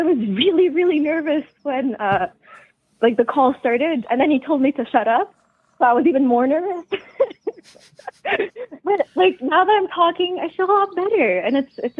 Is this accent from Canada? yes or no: yes; southern Quebec, Canada; Quebec, Canada. I will just say the southern.